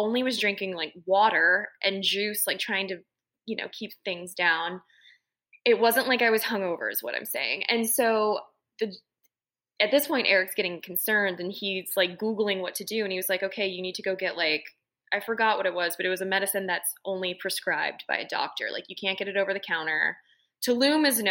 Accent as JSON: {"language": "English", "town": "New Orleans", "region": "Louisiana", "country": "United States", "tie": "born or raised there", "said": "growing up in New Orleans"}